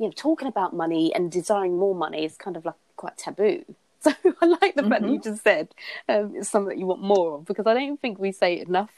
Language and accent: English; London, United Kingdom; I grew up in Hackney in East London.